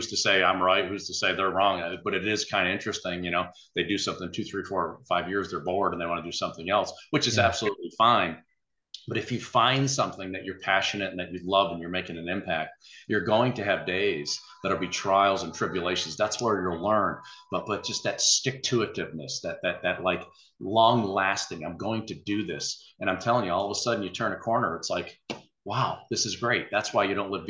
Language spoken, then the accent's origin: English; Texas, United States; he remembered I was from Texas